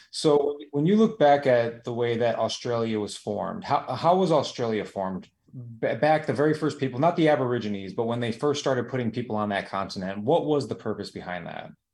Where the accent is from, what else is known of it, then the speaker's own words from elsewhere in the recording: United States; here in the United States